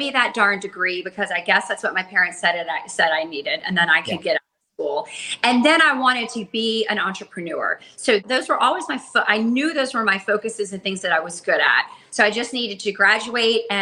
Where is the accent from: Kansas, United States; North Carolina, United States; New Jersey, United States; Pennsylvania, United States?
North Carolina, United States; Charlotte; moved away as an adult; I'm from Charlotte, North Carolina